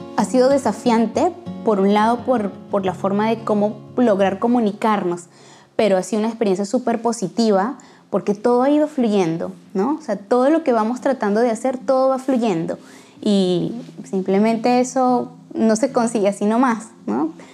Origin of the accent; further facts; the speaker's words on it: Venezuela; moved away as an adult; also born or lived in Caracas / Lima, Peru; now in Braga, Portugal; soy natural de Venezuela, pero soy nacionalizada peruana